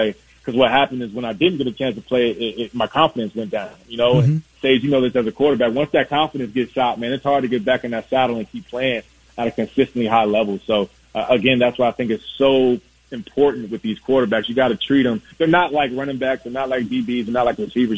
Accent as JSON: {"language": "English", "town": "Virginia Beach", "region": "Virginia", "country": "United States", "tie": "born or raised there", "said": "I'm from Virginia Beach, so I grew up watching you play"}